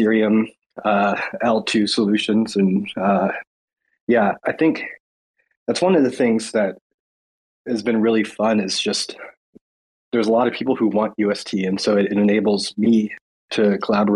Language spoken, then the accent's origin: English; United States; as an American